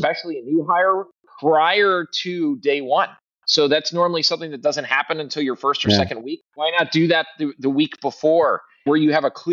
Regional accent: Midwest, United States; also born or lived in Southeast US; now in Southeast, United States; I'm a Midwesterner originally. Somehow I made it to the Southeast, where weather is slightly better.

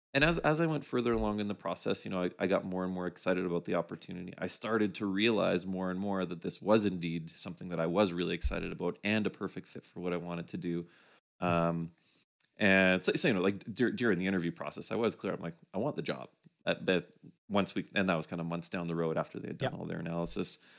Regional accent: Winnipeg, Manitoba, Canada; moved away as an adult; a partner and I moved from Winnipeg, which is where uh, I grew up

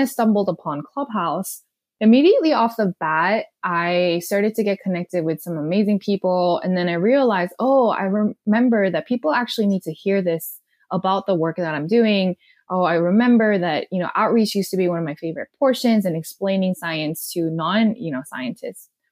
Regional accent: South Korea; English is a second language; moved away as an adult; also born or lived in Austin, Texas / Delaware; now in Los Angeles, United States; I was born and raised in South Korea

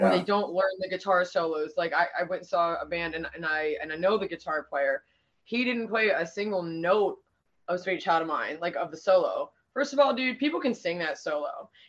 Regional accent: Pittsburgh, Pennsylvania, United States

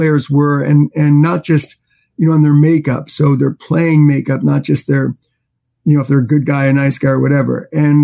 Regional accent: New York City, New York, United States; I grew up in Manhattan

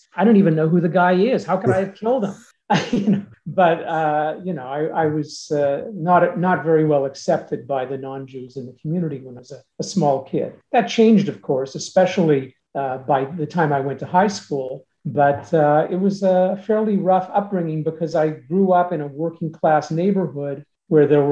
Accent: Saint John, New Brunswick, Canada; first language Yiddish; English is a second language; I'm the only person in my generation east of Quebec who grew up speaking Yiddish

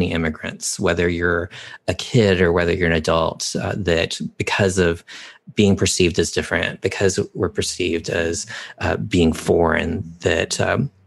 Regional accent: Texas, United States; moved away; Growing up in Texas was definitely challenging

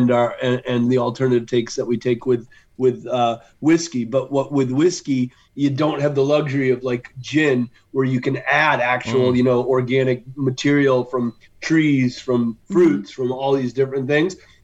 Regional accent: Western Massachusetts, United States; I grew up in Western Massachusetts.

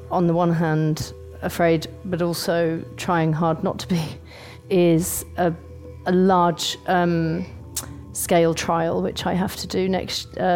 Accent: United Kingdom; now in London, United Kingdom; I'm from the UK. I live in London. I'm not from London but I lived there quite a long time.

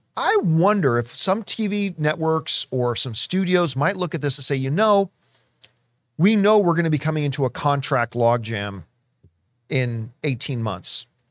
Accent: Canada; a Canadian who walked around in a lot of snow

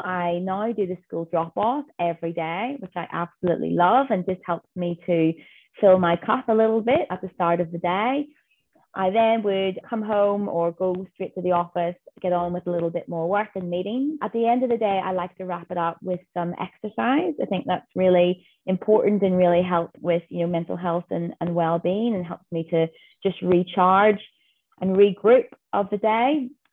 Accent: Northern Ireland, United Kingdom; moved away as an adult; now in Western Australia, Australia; I am a girl from Northern Ireland who has made her way to Western Australia

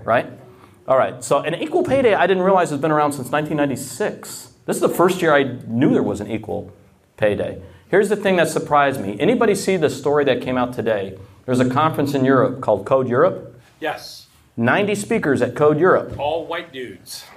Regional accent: the South, United States; I'm from the South

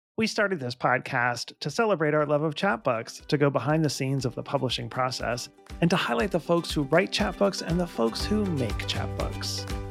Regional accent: Pittsburgh, Pennsylvania, United States; I was, uh, born, I grew up in Pittsburgh, Pennsylvania

